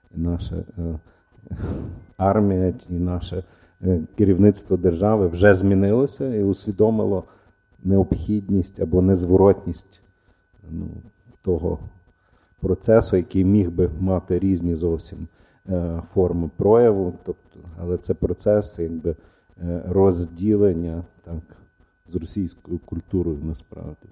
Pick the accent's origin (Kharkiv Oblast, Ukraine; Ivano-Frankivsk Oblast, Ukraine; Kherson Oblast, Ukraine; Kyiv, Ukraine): Ivano-Frankivsk Oblast, Ukraine; Ivano-Frankivsk; also born or lived in Odesa; я народився в Одесі, хоча я виріс в Франківську, я народився в Одесі.